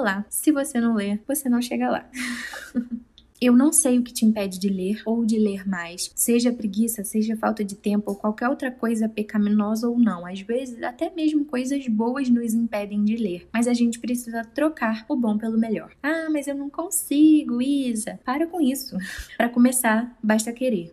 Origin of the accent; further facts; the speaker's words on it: Rio de Janeiro, Brazil; also born or lived in Guapimirim, Rio de Janeiro; Lembro que quando mudamos da Vila da Penha, na capital do Rio, para Guapimirim, que é mais no interior do estado, nós passamos quase um ano sem televisão em casa e também não tinha internet. Foi entre os meus 14 e 15 anos de idade.